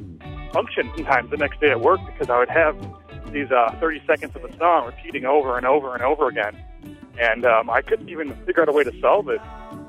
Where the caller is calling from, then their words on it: Chicago, Illinois, United States; I'm calling from Chicago, Illinois.